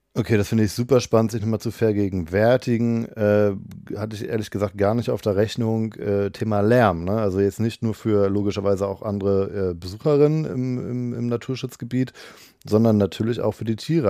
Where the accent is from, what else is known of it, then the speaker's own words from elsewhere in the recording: Cologne, North Rhine-Westphalia, Germany; Ich komme aus Köln